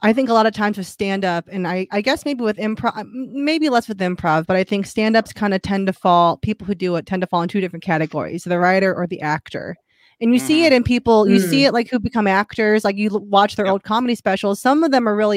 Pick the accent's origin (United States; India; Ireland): United States; Midwest; I'm from the Midwest, so I'm like Awkwafina from the Midwest